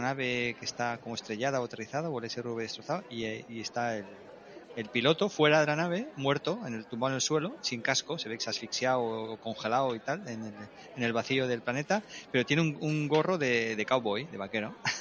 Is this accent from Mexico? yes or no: no; Madrid, Community of Madrid, Spain; also born or lived in Basque Country; Yo soy vasco, nacido en Madrid